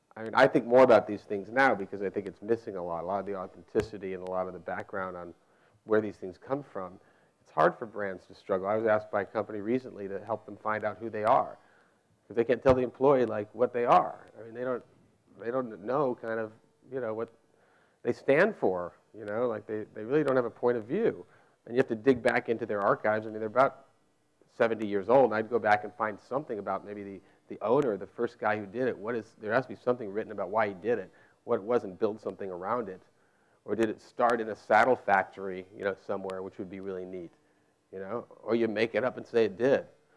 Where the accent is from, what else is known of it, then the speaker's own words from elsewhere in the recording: Arizona, United States; now in New York, United States; my hometown back in Arizona